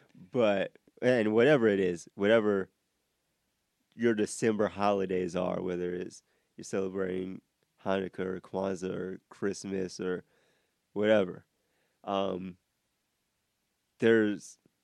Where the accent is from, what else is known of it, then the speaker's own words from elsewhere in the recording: Iowa, United States; now in Georgia, United States; I'm from Iowa